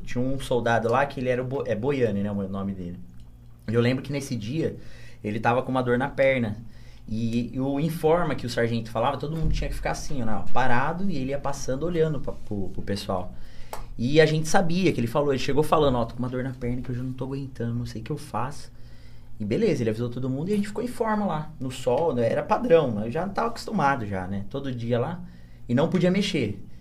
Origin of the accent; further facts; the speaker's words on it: Bariri, São Paulo, Brazil; Eu vim pra cá pequeno e aí eu cresci aqui. Mas eu na, sou nascido em São Paulo. Sou paulista aqui, baririense.